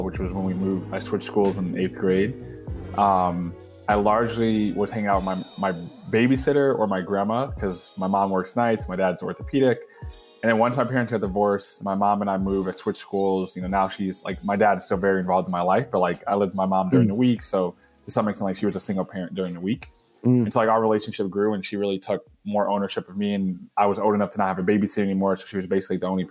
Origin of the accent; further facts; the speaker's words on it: Detroit, Michigan, United States; I was born in Detroit, where my mom's from.